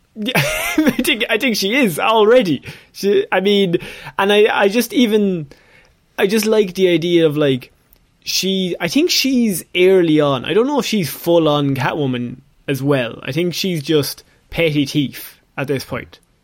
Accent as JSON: {"language": "English", "country": "Ireland", "said": "two Irish lads"}